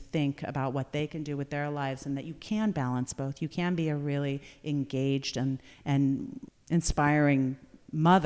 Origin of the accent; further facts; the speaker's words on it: Napa Valley, California, United States; as a young person growing up in Napa Valley and then moving away and coming back